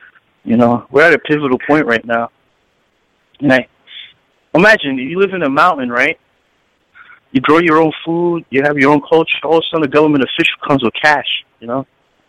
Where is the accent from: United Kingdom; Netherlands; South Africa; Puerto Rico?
Puerto Rico; in my community back home in Puerto Rico, Borinquen, I come from Calle, my father's side